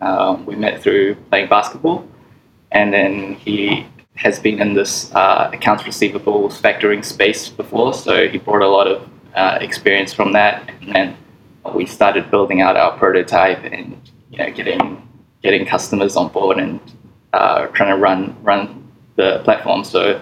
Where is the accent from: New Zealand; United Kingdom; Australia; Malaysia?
New Zealand; now in Hong Kong; Yeah, some of my family's still there, but they're all over the place right now. So, but I'm based in Hong Kong.